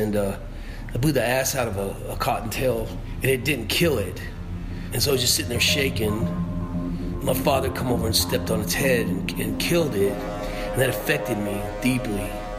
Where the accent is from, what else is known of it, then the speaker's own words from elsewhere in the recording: Oklahoma, United States; Oklahoma. And my dad's whole family's from Kentucky. Regular folks, you know, middle America.